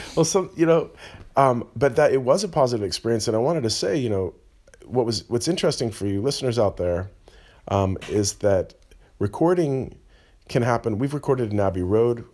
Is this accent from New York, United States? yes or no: no; California, United States; now in Berlin, Germany; we're Californian